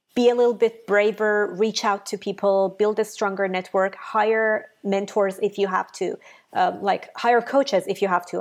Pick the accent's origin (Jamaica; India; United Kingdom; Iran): Iran; English is a second language; moved away as an adult; now in United States; I'm from Iran.